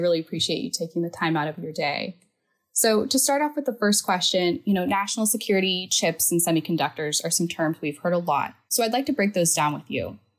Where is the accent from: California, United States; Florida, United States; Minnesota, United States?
California, United States; Silicon Valley; I grew up in the Silicon Valley. That's basically all we do here.